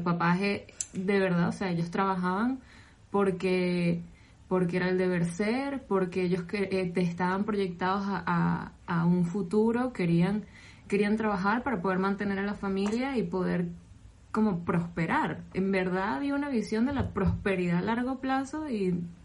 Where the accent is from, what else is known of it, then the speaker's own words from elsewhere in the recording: Venezuela; moved away; soy venezolana